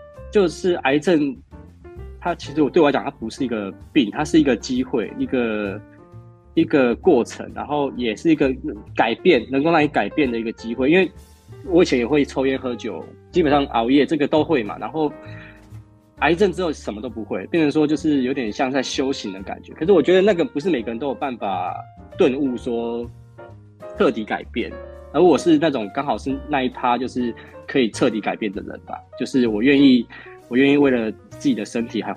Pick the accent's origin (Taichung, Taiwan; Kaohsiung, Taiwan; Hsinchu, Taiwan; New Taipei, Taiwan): Kaohsiung, Taiwan; moved away as an adult; now in Penghu, Taiwan; 我是高雄人，哦，是高雄籍的。